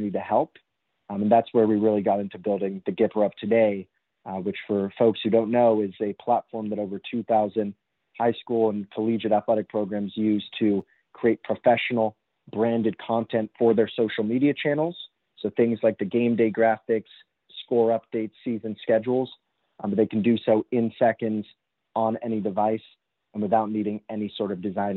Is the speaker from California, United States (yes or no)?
yes; Los Angeles, California, United States; I grew up in Los Angeles in Southern California